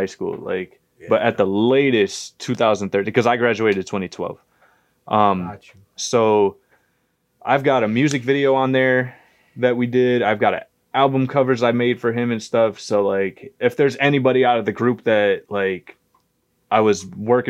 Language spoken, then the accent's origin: English; Bristol, Connecticut, United States; growing up in Bristol, as soon as my life like started in Bristol